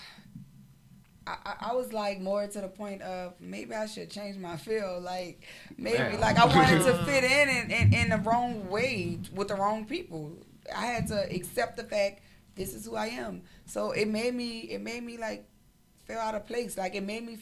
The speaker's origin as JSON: {"language": "English", "town": "New Orleans", "region": "Louisiana", "country": "United States", "said": "I'm from New Orleans"}